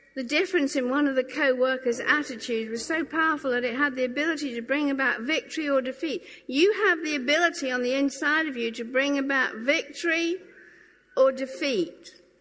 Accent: Norfolk Broads, East of England, United Kingdom; I grew up on the Norfolk Broad, so rowing was like a kind of a given.

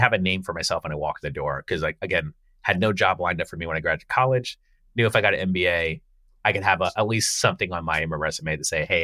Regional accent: Palm Harbor, Florida, United States; I grew up in Florida, so outside of Tampa. So grew up on Tampa Road

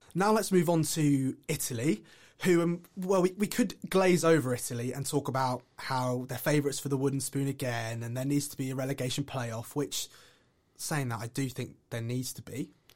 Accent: England, United Kingdom; as an Englishman

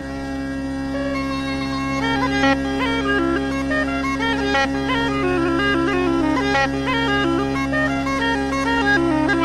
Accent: Dublin, Leinster, Ireland; now in Clare, Ireland; My grandparents were from there, but I myself was born and reared in Dublin. Grew up in a totally urban situation

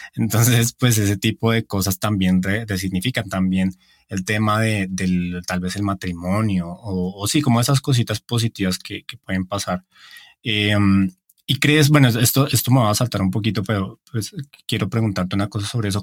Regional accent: Bogotá, Colombia; moved away; desde mi tierra, desde Bogotá

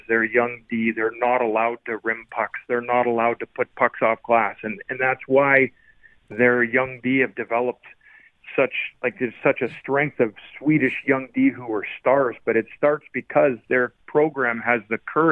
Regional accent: Canada; as a Canadian growing up

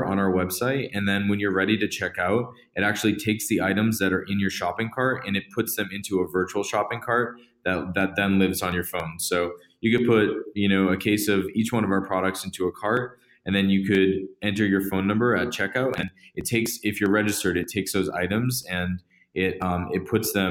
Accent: Massachusetts, United States; I grew up in Massachusetts

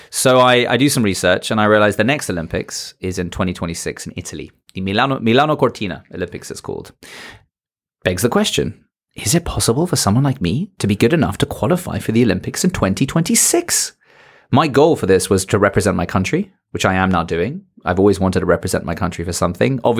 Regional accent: South Africa; accent: British; And I come from South Africa, if you did or didn't know listening to this. Uh, yeah, I come from South Africa. Yeah. I know I have a British accent because I went to school there. But I'm South African.

